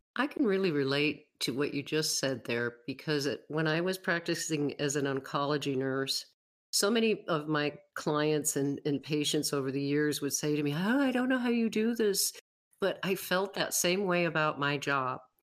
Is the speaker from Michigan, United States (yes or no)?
no; Western New York, United States; moved away as an adult; now in Wyoming, United States; I grew up in Western New York, but I moved away in 1982. And okay. I've lived in Wyoming